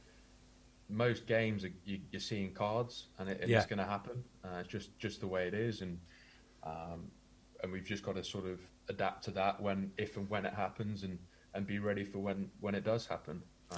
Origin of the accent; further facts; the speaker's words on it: South West England, United Kingdom; also born or lived in Indonesia; I was born in Devon. My dad works overseas, works in Indonesia, Singapore, that sort of area. And so, born in England, moved over to Indonesia when I was really young